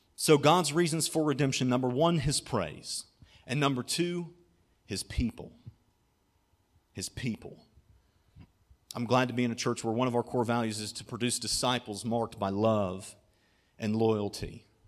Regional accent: Germantown, Ohio, United States; I grew up in Germantown, Ohio, which is kind of between Dayton and Cincinnati

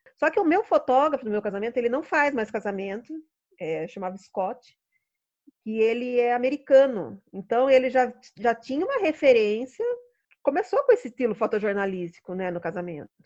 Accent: Sorocaba, São Paulo, Brazil; moved away as an adult; also born or lived in Rio de Janeiro; E eu voltei para Sorocaba, né? Eu sou de Sorocaba

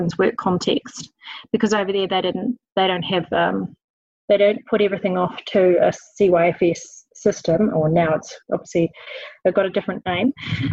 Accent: Auckland, New Zealand; moved away as an adult; also born or lived in England; now in Marlborough, New Zealand; Auckland born and bred, and it's been all my life living there, but for when we lived in England for a period of time.

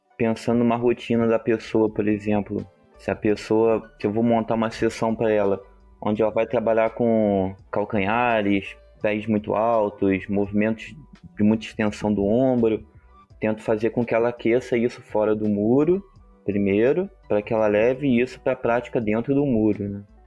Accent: Rio de Janeiro, Brazil; eu sou do Rio de Janeiro

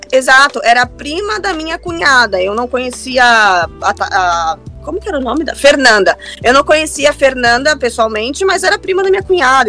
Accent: São Paulo, Brazil; moved away as an adult; also born or lived in Orlando / Dublin; Eu sou do Jardim Robru, extremo leste da cidade de São Paulo, então eu tô ali por Itaim Paulista, na verdade, né? Foi ali que eu nasci

